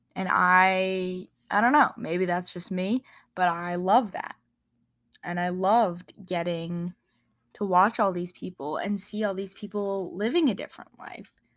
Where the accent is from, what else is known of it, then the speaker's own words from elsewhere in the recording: Wyoming, United States; growing up in Wyoming and, you know, seeing the mountains here and in Colorado